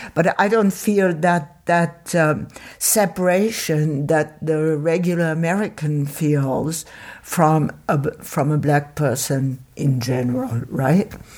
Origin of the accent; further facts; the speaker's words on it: Paris, Île-de-France, France; moved away; at the time where I grew up in Paris, which was in the fifties